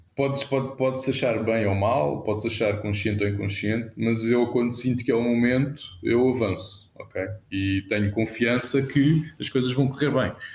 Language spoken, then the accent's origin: Portuguese; Cascais, Lisbon, Portugal; now in Lisbon, Portugal; nasci em Cascais, onde vivi uh, toda a minha infância, juventude e, e, mesmo, e só saí de Cascais, aos, se não me engano, aos 27.